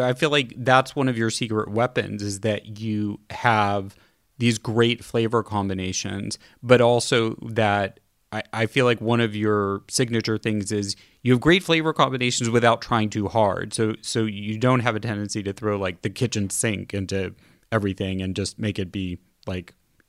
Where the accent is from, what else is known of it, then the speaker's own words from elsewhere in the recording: San Francisco, California, United States; born there; because I have personal connections to both Kansas City and San Francisco, which is where I was born in California.